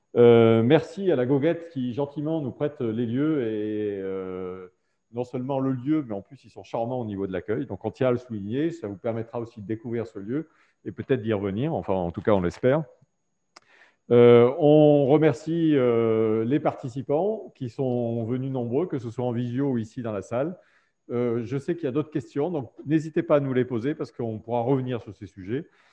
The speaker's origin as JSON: {"language": "French", "region": "Auvergne-Rhône-Alpes", "country": "France", "said": "on est auvergnat"}